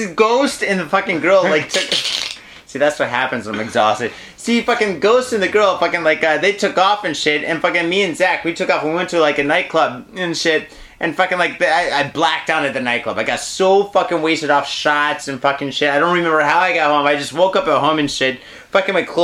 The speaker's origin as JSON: {"language": "English", "region": "Michigan", "country": "United States", "moved": "yes", "lives_now": "Japan", "said": "I originally am from Michigan"}